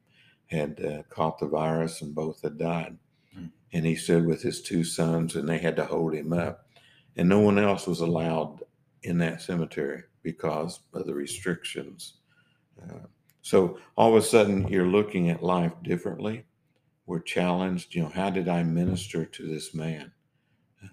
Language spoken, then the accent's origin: English; Oklahoma, United States; moved away as an adult; also born or lived in New England / Newport, Rhode Island; what I grew up with in Oklahoma